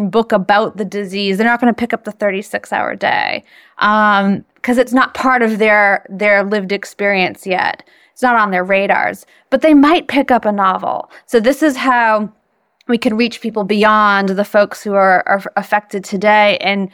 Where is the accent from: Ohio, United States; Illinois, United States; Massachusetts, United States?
Massachusetts, United States; Boston; I'm from Boston, and I got my degree from Harvard